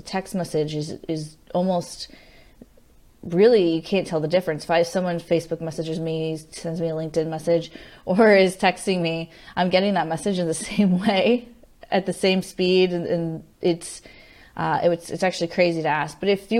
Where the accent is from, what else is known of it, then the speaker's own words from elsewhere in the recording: Henderson, Nevada, United States; also born or lived in California / Colorado / Florida; I moved around a bit, but I went to high school in Las Vegas, Nevada, Henderson, right outside of Las Vegas in Henderson. But I grew up before that in all over. I was California, Colorado, Florida.